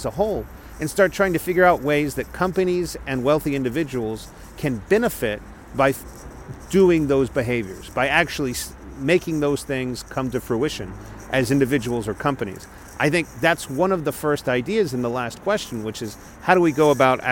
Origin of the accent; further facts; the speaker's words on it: Texas, United States; moved away; I'm a Texan abroad.